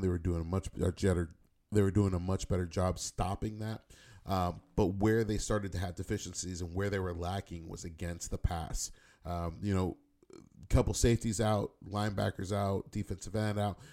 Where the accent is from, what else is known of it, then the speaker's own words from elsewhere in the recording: the Bay Area, California, United States; I'm from the Bay